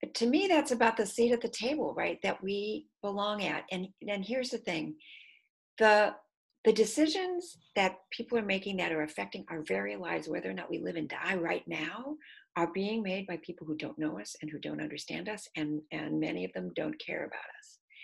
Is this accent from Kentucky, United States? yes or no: no; Detroit, Michigan, United States; moved away; I'm from Michigan, I'm from Detroit, so I didn't grow up with grits.